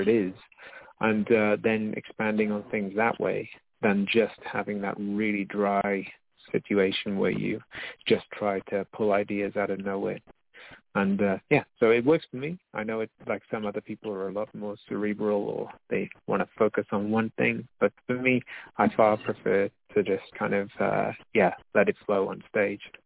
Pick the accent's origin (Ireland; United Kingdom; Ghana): United Kingdom; moved away as an adult; also born or lived in Brisbane, Australia; now in Nijmegen, Netherlands; being a British person in Australia